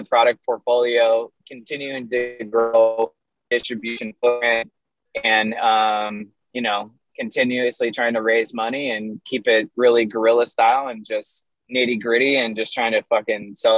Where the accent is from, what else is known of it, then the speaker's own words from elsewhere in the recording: Florida, United States; moved away; also born or lived in Portland, Oregon; I'm from Florida originally